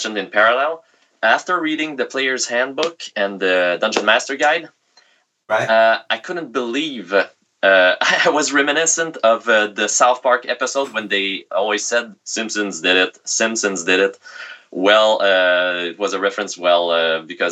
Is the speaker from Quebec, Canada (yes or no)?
yes; Quebec, Canada; accent: thick Quebecer; English is a second language; sorry for my thick Quebecer accent.